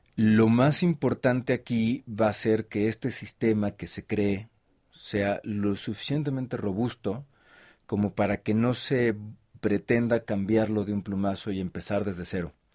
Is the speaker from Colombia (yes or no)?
no; Mexico; como mexicanos